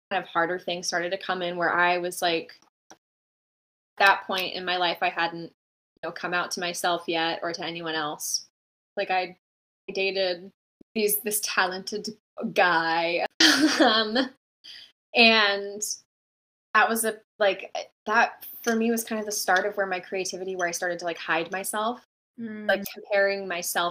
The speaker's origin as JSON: {"language": "English", "town": "Bellingham", "region": "Washington", "country": "United States", "tie": "born or raised there", "said": "I started off this place called Bay in my hometown. I'm from a small town called Bellingham, Washington, in Washington State"}